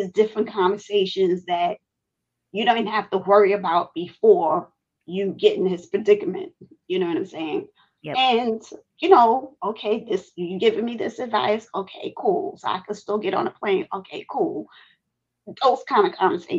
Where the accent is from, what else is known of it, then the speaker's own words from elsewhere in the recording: New York City, New York, United States; I grew up in Brighton Beach, Brooklyn, New York